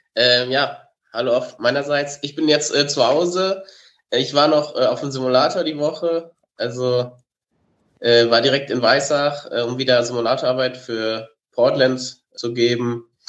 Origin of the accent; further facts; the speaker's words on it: Germany; als Deutscher